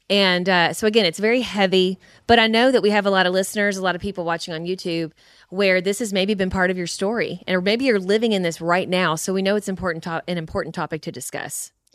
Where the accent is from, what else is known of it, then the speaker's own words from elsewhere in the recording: Kentucky, United States; we're from Kentucky. We say cussing.